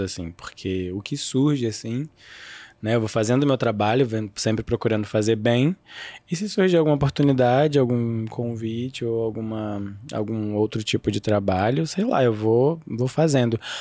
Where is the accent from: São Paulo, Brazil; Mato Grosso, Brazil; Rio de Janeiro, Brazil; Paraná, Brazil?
Rio de Janeiro, Brazil; eu sou carioca